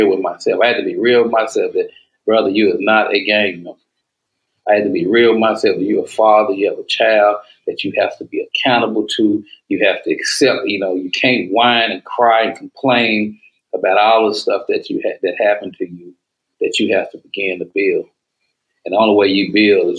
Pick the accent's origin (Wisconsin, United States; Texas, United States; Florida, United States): Texas, United States; Dallas; I'm from East Dallas